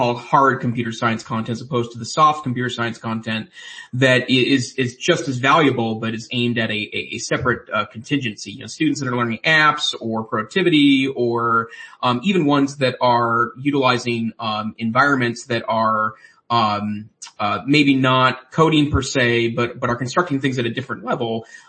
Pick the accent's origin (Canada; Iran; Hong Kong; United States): United States; Montana; my home state, which is Montana.